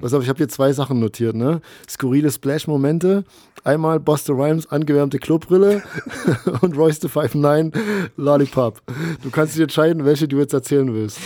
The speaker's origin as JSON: {"language": "German", "region": "East Germany", "country": "Germany", "tie": "born or raised there", "said": "ich bin in der DDR groß geworden"}